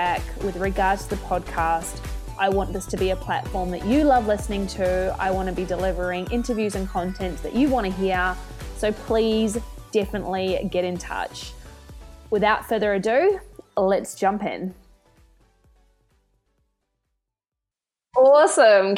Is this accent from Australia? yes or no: yes; Australia; moved away as an adult; now in Christchurch, New Zealand; Whilst I now call Christchurch, New Zealand home, I am originally from Australia and made the move over the ditch